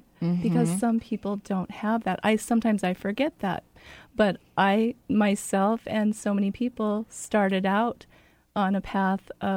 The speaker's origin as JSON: {"language": "English", "town": "Spokane", "region": "Washington", "country": "United States", "tie": "born or raised there", "lives_now": "Federal Way, United States", "said": "I grew up in Spokane"}